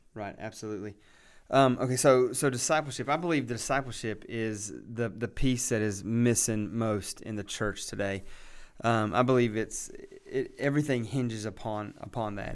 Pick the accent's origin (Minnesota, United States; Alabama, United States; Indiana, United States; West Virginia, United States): West Virginia, United States; moved away as an adult; also born or lived in Lynchburg, Virginia; now in Boiling Springs, United States; I am originally from West Virginia. Uh, grew up out in the country, um, just in West Virginia